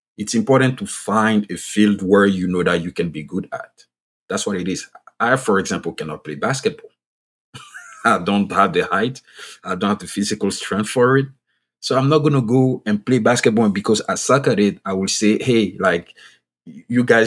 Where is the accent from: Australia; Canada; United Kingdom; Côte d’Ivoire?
Côte d’Ivoire; first language French; English is a second language; now in United States; I'm originally from Ivory Coast. You can pick from my voice and my accent that I speak French. Like, French is my first language.